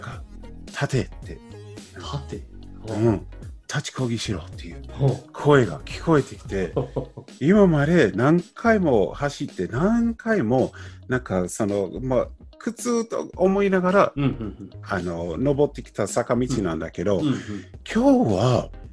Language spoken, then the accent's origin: Japanese; United States; Japanese is a second language; now in Japan; 僕ももちろんそのアメリカ出身であの僕はまあなんとなく日本語をね、毎日できて